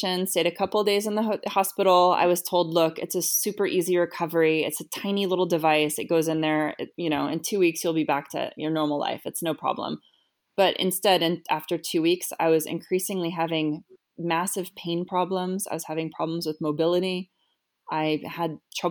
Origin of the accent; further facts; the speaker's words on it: Los Altos, California, United States; moved away as an adult; also born or lived in Los Angeles, United States; now in Geneva, Switzerland; I'm from Los Altos, California, grew up there, and I am currently living near Geneva, Switzerland